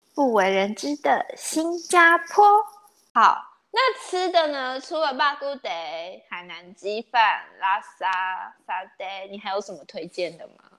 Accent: Taiwan; 因为我们台湾人现在都很流，就是不会，就是觉得卫生纸跟店家要都会有

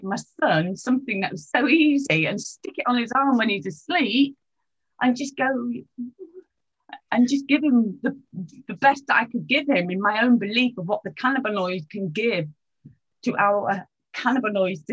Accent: England, United Kingdom; I'm from England

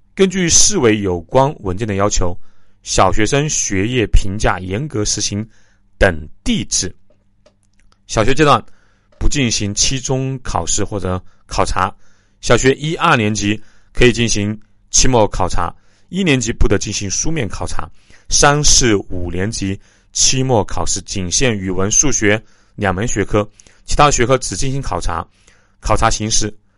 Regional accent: Jingzhou, Hubei, China; 我的家乡啊，荆州

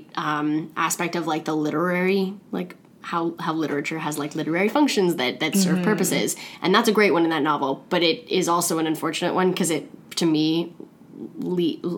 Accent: Toronto, Ontario, Canada; also born or lived in Thunder Bay; the areas I grew up in Toronto

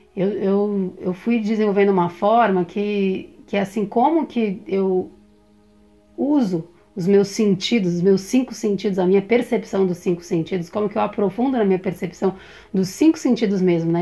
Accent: São Paulo, Brazil; eu nasci, eu sou de São Paulo

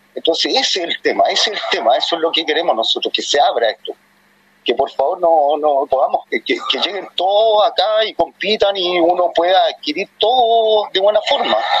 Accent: Santiago, Santiago Metropolitan, Chile; soy de Cerro Navia

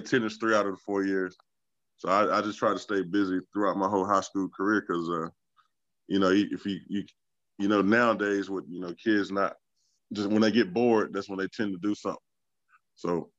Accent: Elm City, North Carolina, United States; I'm from a small town called Elm City. If you blink, you might miss us coming through. Coming from Wilson to Rocky

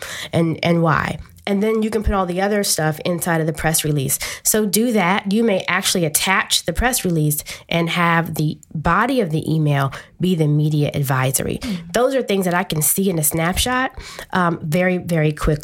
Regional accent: Washington, District of Columbia, United States; I'm a native Washingtonian. I grew up in Edgewood and single parent home

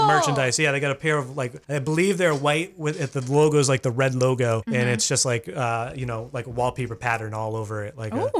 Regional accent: Massachusetts, United States; now in Maine, United States; I grew up in Massachusetts

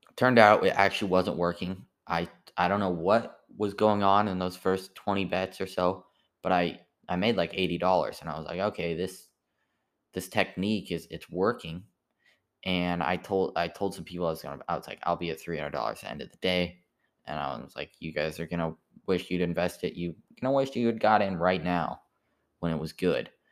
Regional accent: United States; I'm an American

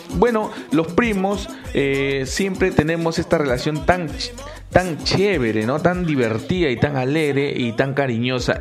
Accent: Peru; En mi país, Perú

